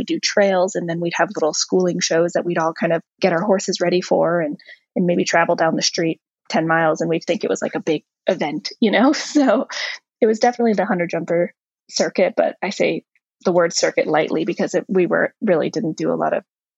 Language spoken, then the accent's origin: English; Ocean Reef, Florida, United States; I was born in Florida. And I went to, you know, preschool and early years of elementary school in Florida in a little community called Ocean Reef.